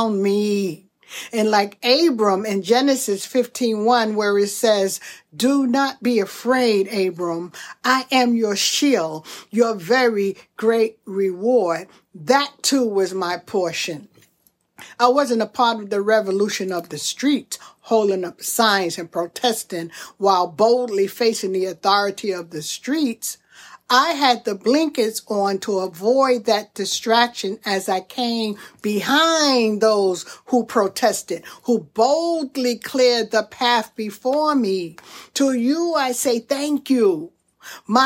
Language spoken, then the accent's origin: English; Brooklyn, New York, United States; growing up in Brooklyn during the 60s and 70s, I was financially poor